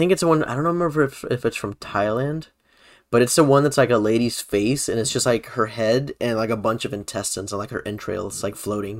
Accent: Puerto Rico; Like you guys got to see us go like full on Puerto Rican for this episode.

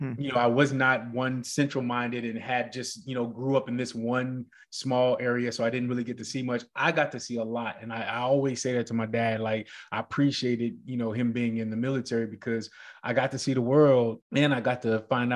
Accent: Greensboro, North Carolina, United States; also born or lived in Hawaii; Oh man, I was an Army brat. So I grew up in Greensboro, North Carolina in the projects.

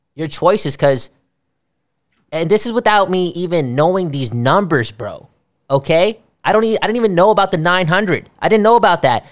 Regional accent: Canada; I am from Canada, after all.

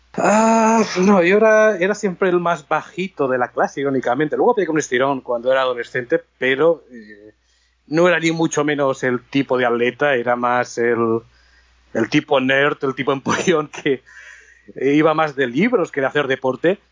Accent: Barcelona, Catalonia, Spain; moved away as an adult; now in Los Angeles, United States; la zona de Barcelona, que es de donde soy

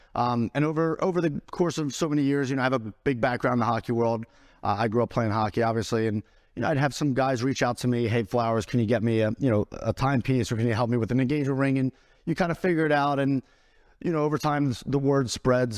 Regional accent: Philadelphia, Pennsylvania, United States; moved away as an adult; where I come from, I'm from Northeast Philadelphia, inner city Philadelphia.

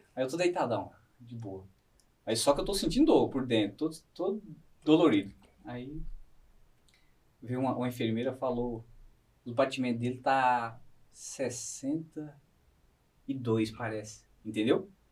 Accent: interior of Bahia, Brazil; moved away; eu sou da Bahia, lá do interior da Bahia

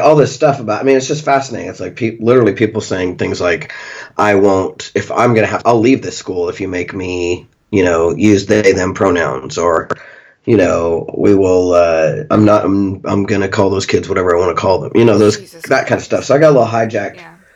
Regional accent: Pittsburg, Kansas, United States; moved away; my hometown, mm-hmm. you know, where people know me, and I grew up there

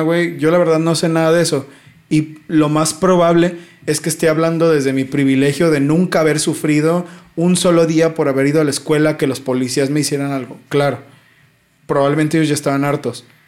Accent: Mexico; como mexicano

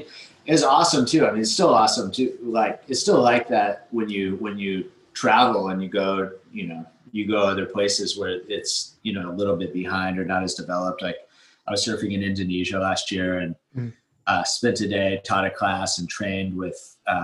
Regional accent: Santa Cruz, California, United States; also born or lived in New Zealand; I grew up surfing in Santa Cruz.

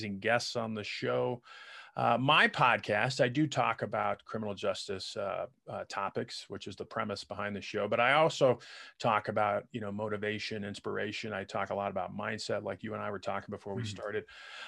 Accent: Colorado, United States; I grew up mainly in Colorado, as we were telling you off the air before we started. I grew up a little bit overseas. I was a military brat.

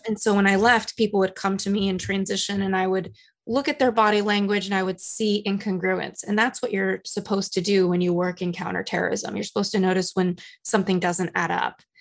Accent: Los Angeles, California, United States; now in New York, United States; I come from Los Angeles. I live in New York.

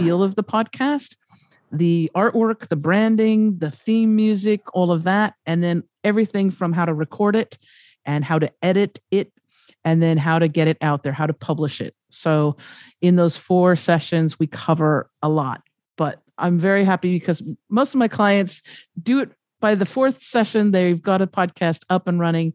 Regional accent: United States; moved away; also born or lived in Los Angeles; I'm from America

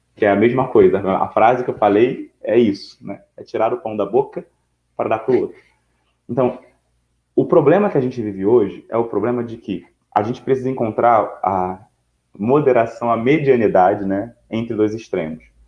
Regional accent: Brazil; eu e você somos brasileiros

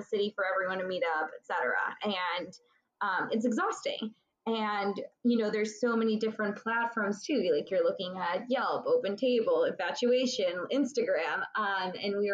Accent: North Carolina, United States; moved away as an adult; now in New York City, United States; Grew up in North Carolina, went to NC State University

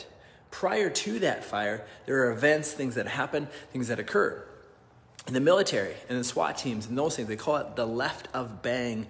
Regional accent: Nebraska, United States; I grew up in Nebraska

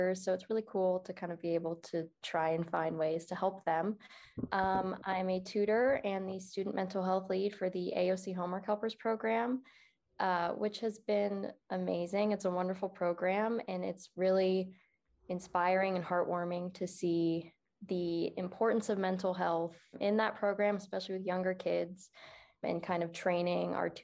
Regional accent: Phoenix, Arizona, United States; I am from Phoenix, Arizona

